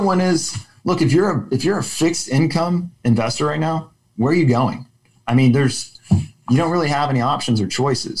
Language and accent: English; Austin, Texas, United States; also born or lived in Oklahoma; I grew up in Austin